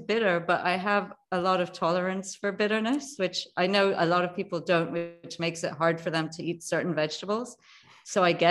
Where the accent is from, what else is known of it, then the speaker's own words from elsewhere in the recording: Jamaica; moved away; I was born in Jamaica, the island